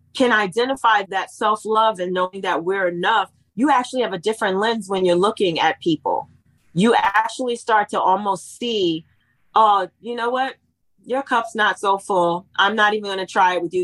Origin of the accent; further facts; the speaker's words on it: East Coast, United States; I was raised in the East Coast